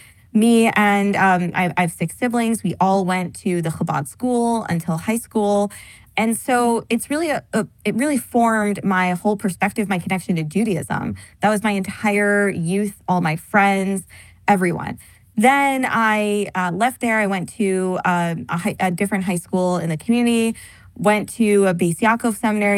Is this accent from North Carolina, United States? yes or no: no; Pittsburgh, Pennsylvania, United States; I grew up in Squirrel Hill in Pittsburgh